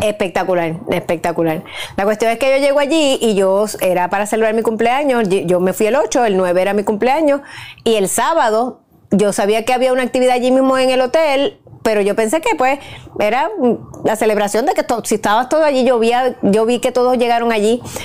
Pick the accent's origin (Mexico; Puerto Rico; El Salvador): Puerto Rico; me crié en Puerto Rico